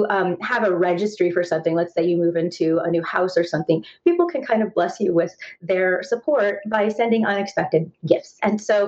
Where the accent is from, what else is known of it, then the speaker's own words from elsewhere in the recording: Indiana, United States; moved away; also born or lived in North Carolina / Los Angeles; So I grew up in a small town in Indiana. So I have kind of that Midwest upbringing